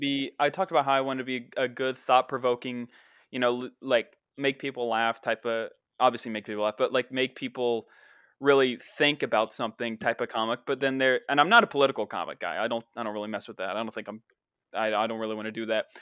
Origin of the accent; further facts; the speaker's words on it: the town in Dark Waters, West Virginia, United States; That's my hometown